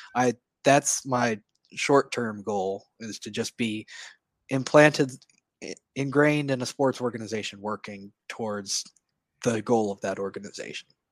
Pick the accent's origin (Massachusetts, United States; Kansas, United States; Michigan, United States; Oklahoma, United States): Oklahoma, United States; Edmond; now in Norman, United States; I grew up in Edmond, Oklahoma, so just north of Oklahoma City.